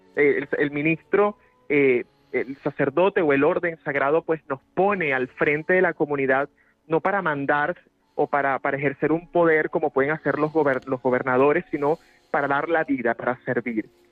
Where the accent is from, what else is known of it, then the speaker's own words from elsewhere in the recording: Venezuela; moved away as an adult; now in Madrid, Spain; los pobres, los empobrecidos en mi país han sido mis maestros